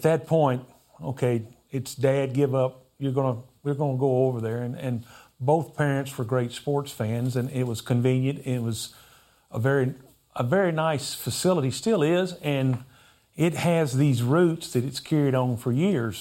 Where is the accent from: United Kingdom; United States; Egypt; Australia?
United States; North Carolina; I'm from North Carolina